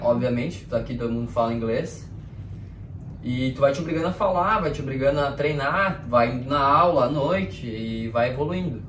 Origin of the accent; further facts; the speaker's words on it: Nova Petrópolis, Rio Grande do Sul, Brazil; moved away as an adult; now in Australia; a nossa cidade, uh, lá na Nova Petrópolis, ela é de origem alemã